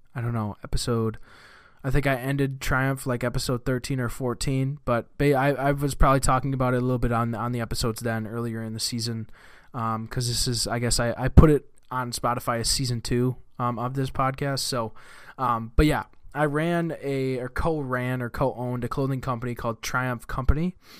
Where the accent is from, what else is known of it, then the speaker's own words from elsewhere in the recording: Marshfield, Wisconsin, United States; I was born in a town called Marshfield, Wisconsin. Um, I am from Wisconsin. I still live in Wisconsin. I've lived in Wisconsin my whole life